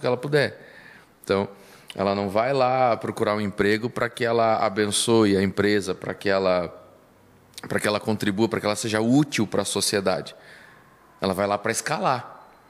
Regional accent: Ponta Grossa, Paraná, Brazil; eu sou natural de Ponta Grossa, nasci em Ponta Grossa.

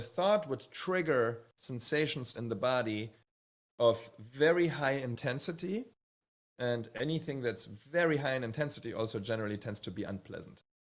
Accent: Bad Hersfeld, Hesse, Germany; moved away; also born or lived in Hamburg, Germany; one year after I was born, we moved to a little town called Bad Hersfeld

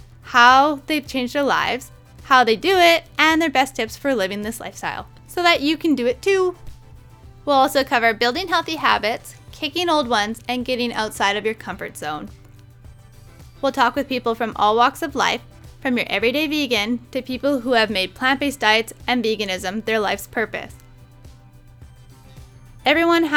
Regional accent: Prince Rupert, British Columbia, Canada; our hometown is called Prince Rupert

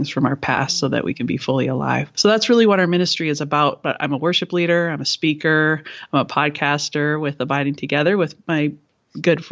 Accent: Canada; I am Canadian

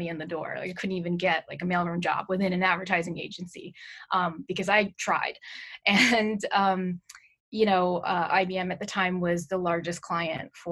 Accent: New York, United States; I'm born and raised in New York, in the Manhattan area

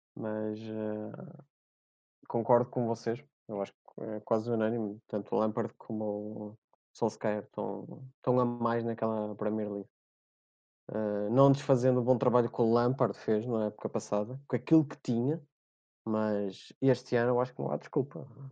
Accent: Portugal; Clube da Terra, Oliveirense, uh, porque sou natural do Oliveira das Meias

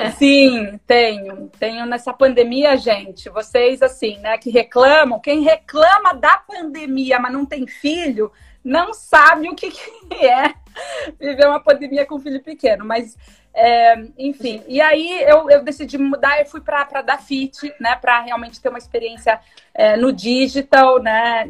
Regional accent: Sorocaba, São Paulo, Brazil; eu sou de Sorocaba, né, do interior de São Paulo

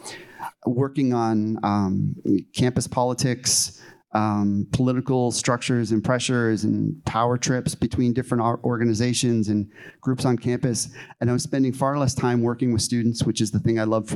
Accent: Niagara Falls, Ontario, Canada; moved away as an adult; also born or lived in Illinois; growing up in Niagara Falls, like a lot of Canadian cities

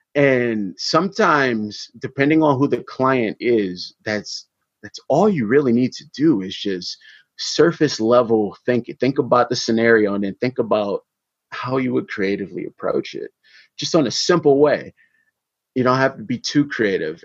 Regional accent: Detroit, Michigan, United States; I am an artist from Detroit, Michigan

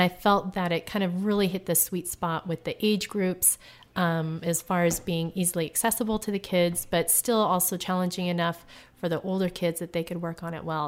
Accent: United States; now in Tucson, United States; I'm originally from Washington, but I live in Tucson, Arizona

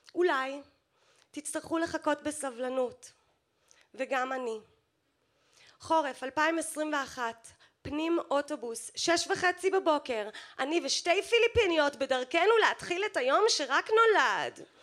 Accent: New York, United States; now in Israel; הילדות שלי בניו יורק

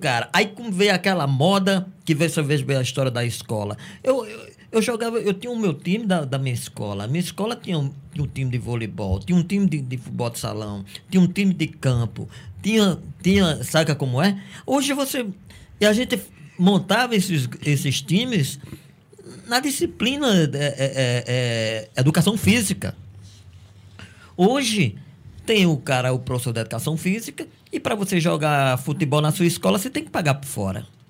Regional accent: Cajazeiras, Paraíba, Brazil; Eu sou de Cajazeiras

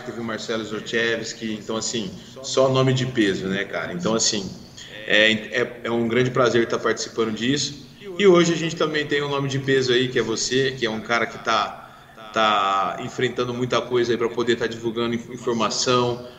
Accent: Brazil

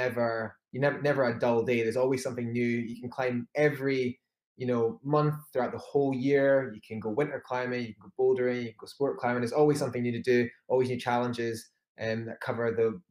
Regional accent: Edinburgh, Scotland, United Kingdom; I'm 31 and a half from Edinburgh, Scotland.

